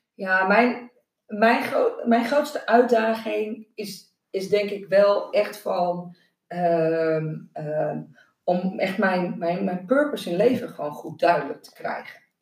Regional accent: Noordoostpolder, Flevoland, Netherlands; ik ben opgegroeid in de Noordoostpolder

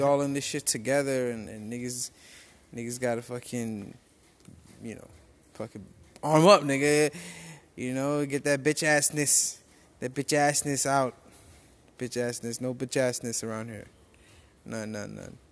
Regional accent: New York, United States; moved away; also born or lived in Rincon, Puerto Rico; I'm from New York. We're both from New York

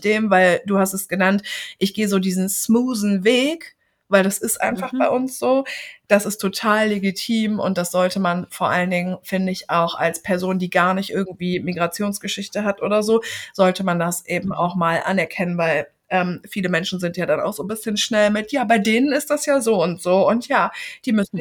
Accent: Germany; wir als Deutsche

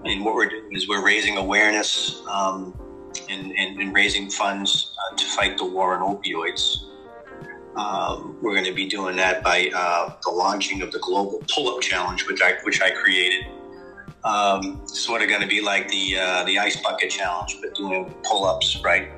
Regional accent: Boston, Massachusetts, United States; now in Buffalo, United States; I'm originally from Boston, Massachusetts, and um, I currently reside with my family in Buffalo, New York.

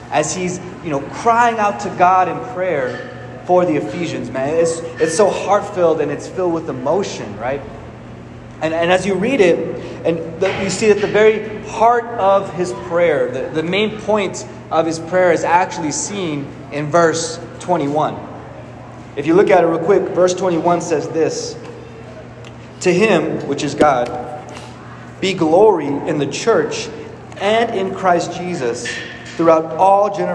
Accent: Amarillo, Texas, United States; also born or lived in Philadelphia, Pennsylvania; I, I, was born and raised in Amarillo, Texas, but for the past couple years, I was living in Philadelphia

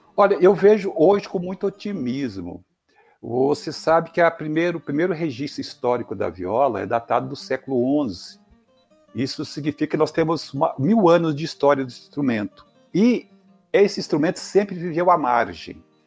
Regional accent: Vale do Jequitinhonha, Minas Gerais, Brazil; eu sou do Valdo Jequitinhonha

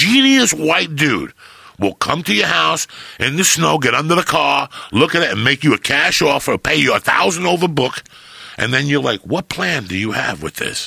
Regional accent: New Jersey, United States; moved away; also born or lived in Boulder, Colorado; I grew up in Jersey, and I grew up in the metropolitan area

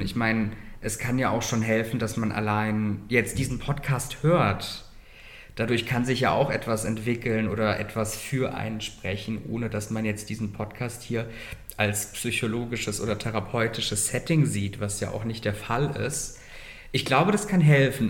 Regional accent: Germany; now in Berlin, Germany; meine Eltern sind aus Russland und Kasachstan, die sind dann in Deutschland emigriert, sind dann in Saloy ansässig geworden. Ich bin dort aufgewachsen

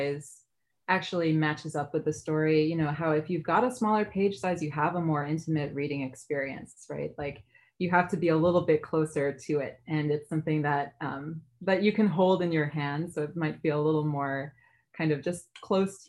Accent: New York City, New York, United States; also born or lived in Yonkers, New York; now in Chicago, United States; I grew up in the Bronx

